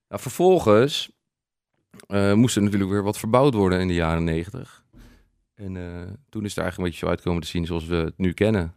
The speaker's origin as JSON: {"language": "Dutch", "town": "Noordwijk", "region": "South Holland", "country": "Netherlands", "tie": "born or raised there", "said": "waar kom je vandaan? En dan zeggen we Noordwijk"}